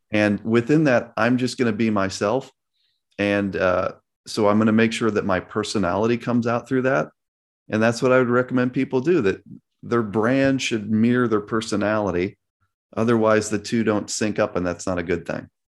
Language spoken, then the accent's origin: English; Chicago, Illinois, United States; I grew up in Chicago during the Michael Jordan era.